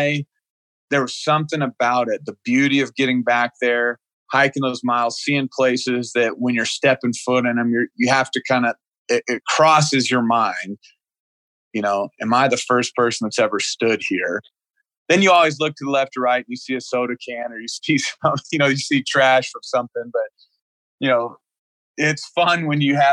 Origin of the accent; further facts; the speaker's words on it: Oklahoma, United States; moved away; I came from Oklahoma